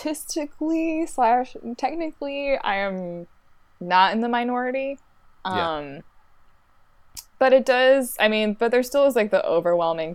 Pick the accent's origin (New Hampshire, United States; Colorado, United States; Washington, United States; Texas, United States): Washington, United States; Olympia; moved away as an adult; also born or lived in Chicagoland / Newberg, Oregon; I'm originally from Olympia, Washington.